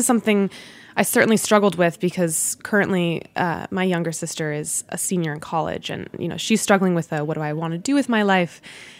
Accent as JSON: {"language": "English", "town": "Washington", "region": "District of Columbia", "country": "United States", "tie": "born there", "also_born_or_lived": "Virginia / New Jersey", "lives_now": "New York, United States", "said": "I was born in Washington, D.C., around Silver Spring, Maryland, and then we moved to Virginia, and then to New Jersey, and then later I moved to New York."}